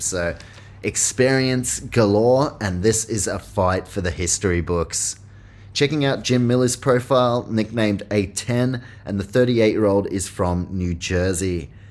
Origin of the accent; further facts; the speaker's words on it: New Zealand; I am from New Zealand